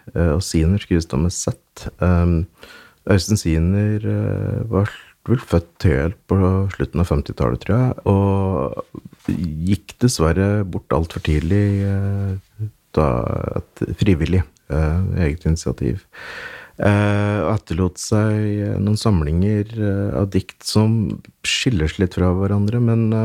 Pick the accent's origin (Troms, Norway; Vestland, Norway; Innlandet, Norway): Innlandet, Norway; Hedmarken; born or raised there; accent: Hedmark dialect